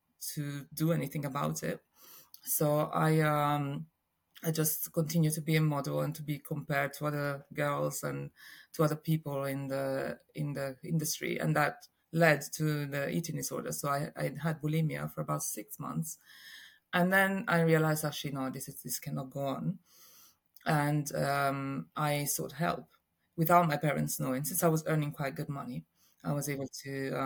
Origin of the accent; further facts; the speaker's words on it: Rome, Lazio, Italy; I was born in Rome and in Italy, and I grew up in a really normal family, I'd say. I have a sister and mom and dad were around, and it was very, very lovely upbringing in Rome